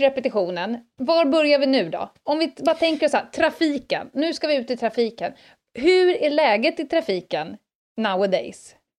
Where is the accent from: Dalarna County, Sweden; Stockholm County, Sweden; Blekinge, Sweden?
Stockholm County, Sweden; Stockholm; det här fanns inte på Södermalm när jag växte upp